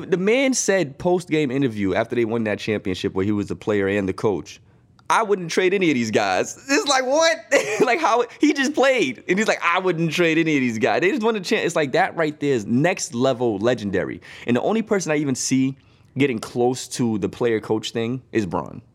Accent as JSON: {"language": "English", "town": "Boston", "region": "Massachusetts", "country": "United States", "tie": "born or raised there", "said": "growing up in Boston"}